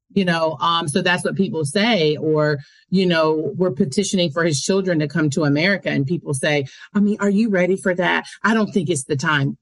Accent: United States; I am American

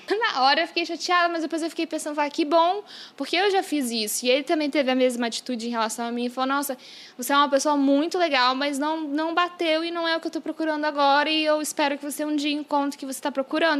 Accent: Brazil; now in New York, United States; eu já morei no Brasil e que minha família mora lá e eu tenho essa sou bilíngue

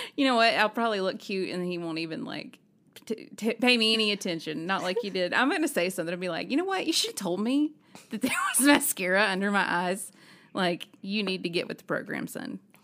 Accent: Alabama, United States; also born or lived in Nashville, Tennessee; now in Tennessee, United States; growing up in Alabama

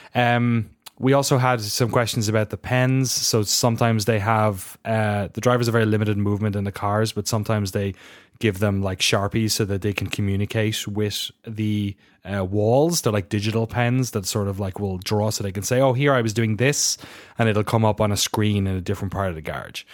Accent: Ireland; accent: weird Irish; my weird Irish accent.

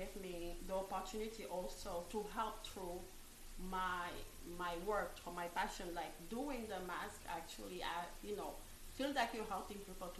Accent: France; English is a second language; moved away as an adult; also born or lived in Africa / Paris; now in Boston, United States; Yeah. I was born in Africa. Awesome. I grew up in France.

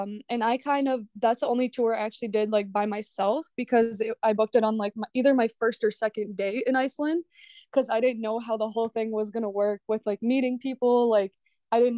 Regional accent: Belarus; now in Minnesota, United States; I'm actually from Eastern Europe. I'm from Belarus.

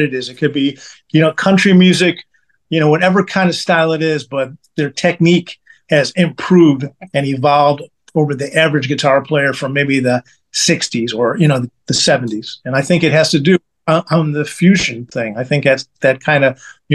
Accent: Chicago, Illinois, United States; now in Kansas City, United States; I grew up in Chicago.

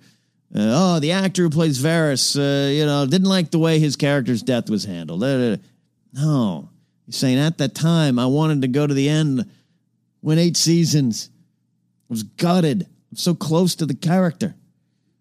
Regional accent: Arroyo Grande, California, United States; moved away; my hometown of Rio Grande

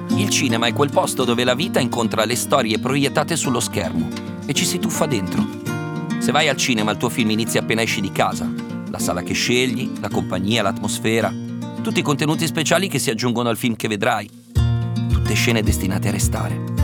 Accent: Osnago, Lombardy, Italy; Osnago, il mio paese

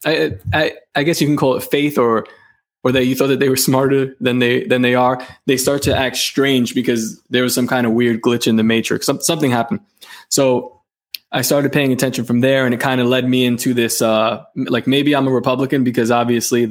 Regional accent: New York City, New York, United States; I was born in Coney Island, grew up in Coney Island, and I recently moved out, but not too far, maybe 15 minutes away

